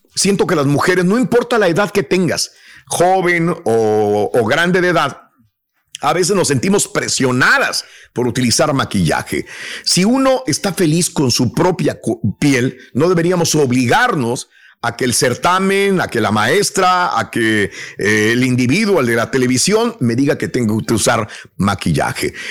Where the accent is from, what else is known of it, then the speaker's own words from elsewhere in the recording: Mexico; moved away; yo cuando salí de México